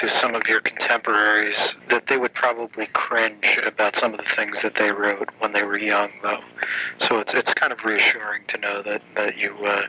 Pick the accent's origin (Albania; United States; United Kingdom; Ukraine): United States; East Coast; Well, I guess maybe that's the drawback of growing up on the East Coast